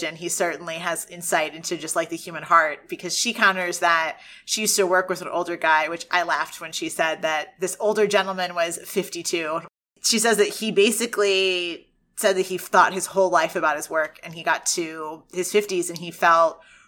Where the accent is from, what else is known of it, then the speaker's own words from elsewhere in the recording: United States; as an American who grew up a little bit behind them